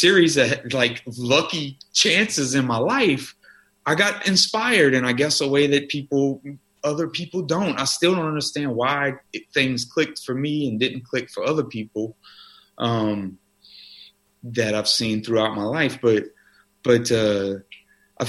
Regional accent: South Louisiana, United States; I grew up in South Louisiana

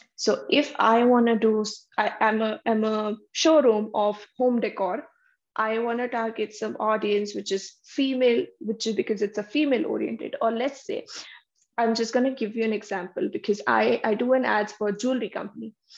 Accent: Vadodara, Gujarat, India; moved away as an adult; now in Canada; I'm also from Baroda. I did my education over there

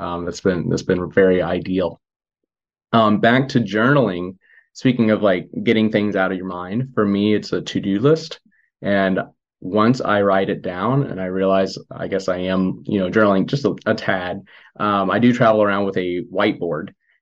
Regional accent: Missouri, United States; moved away as an adult; I'm from Missouri, spend most of my time there.

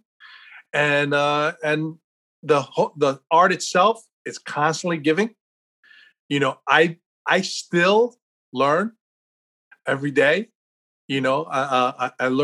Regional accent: United States; growing up in America

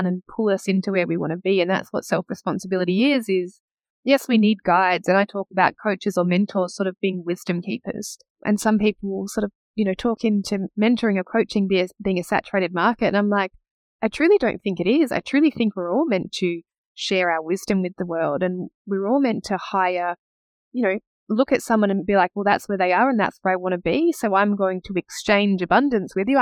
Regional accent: Perth, Western Australia, Australia; also born or lived in Geraldton, Western Australia; I was born in Geraldton. I grew up in Perth.

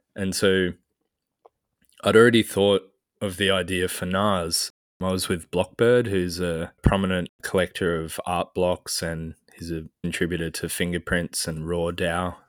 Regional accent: Australia; as an Australian

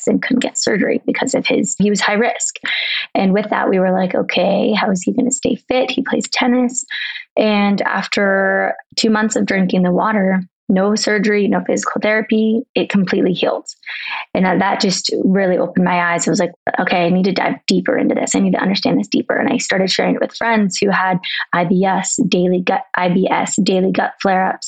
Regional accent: Arizona, United States; also born or lived in San Diego, California; now in Colorado, United States; I'm from Arizona originally, but I bounce around. I lived in San Diego. I'm now in Colorado

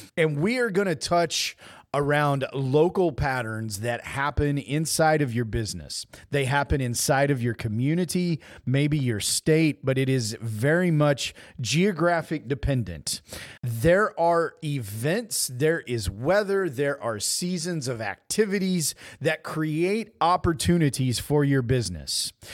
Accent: Southwest Missouri, United States; I grew up in Southwest Missouri

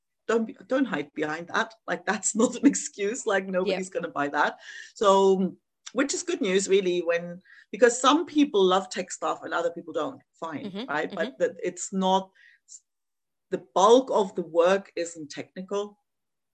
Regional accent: East Germany, Germany; moved away; I grew up in East Germany

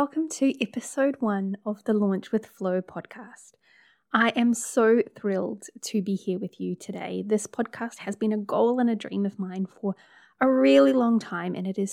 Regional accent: New Zealand; accent: Kiwi; also born or lived in Hamilton, New Zealand; I'm a Kiwi, as you can tell by the accent. I live in Hamilton, which is in the North Island of New Zealand

